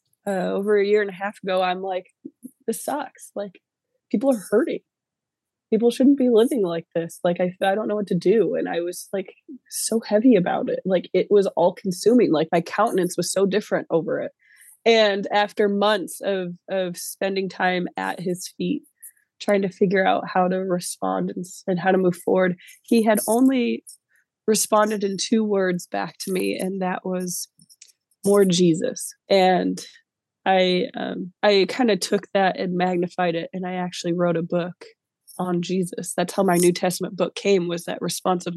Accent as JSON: {"language": "English", "region": "New York", "country": "United States", "tie": "born or raised there", "said": "being a New Yorker and being raised that way"}